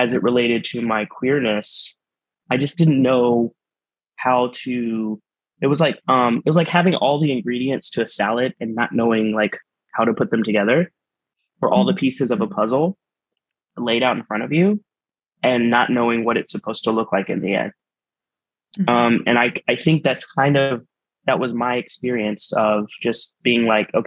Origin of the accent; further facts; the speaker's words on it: Texas, United States; now in Kansas City, United States; in the small town I grew up in Texas, I was raised by my family, my biological family, who were Mexican immigrants